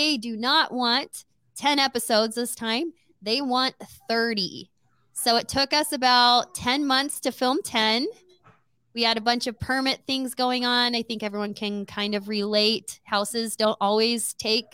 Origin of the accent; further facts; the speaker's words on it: El Paso, Texas, United States; moved away; I am Mexican. And I am from El Paso, Texas. Texas girl